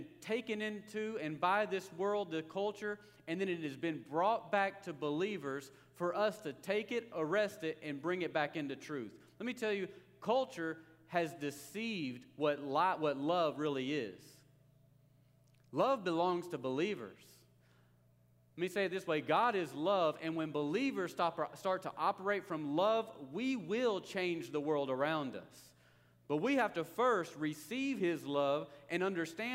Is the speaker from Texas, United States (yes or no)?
yes; Longview, Texas, United States; I grew up near Longview